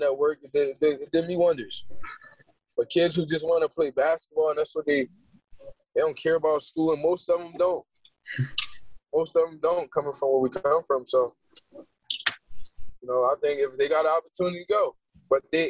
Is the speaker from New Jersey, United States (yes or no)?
no; Philadelphia, Pennsylvania, United States; I'm from Philadelphia, fifth largest market